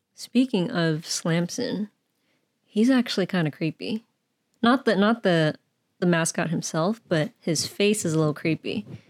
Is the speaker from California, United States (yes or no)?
yes; the Bay Area, California, United States; born and raised in the Bay